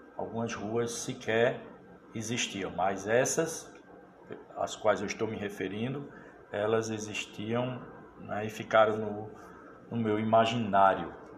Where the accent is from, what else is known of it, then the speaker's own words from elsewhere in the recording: Pedra, Pernambuco, Brazil; Há 54 anos, eu nasci na Cidade da Pedra, inclusive a, ah, não foi no, no hospital, nasci ali